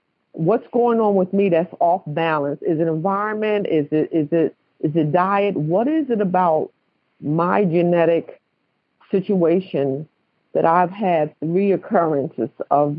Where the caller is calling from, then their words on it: North Carolina, United States; I'm calling in from North Carolina at the moment.